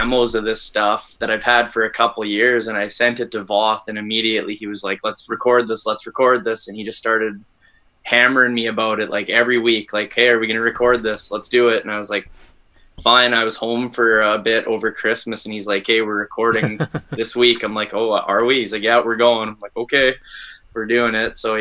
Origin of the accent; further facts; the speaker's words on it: Dauphin, Manitoba, Canada; I grew up in Dauphin, Manitoba, home of Country Fest